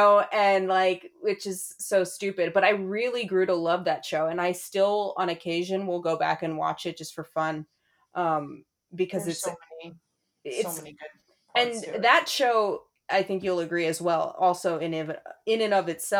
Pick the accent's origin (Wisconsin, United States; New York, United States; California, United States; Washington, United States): New York, United States; New York City; moved away; I'm from New York City. I'm from yeah. Brooklyn